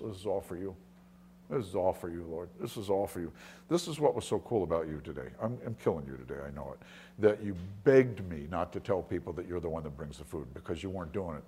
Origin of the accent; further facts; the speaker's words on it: Long Island, New York, United States; I grew up on Long Island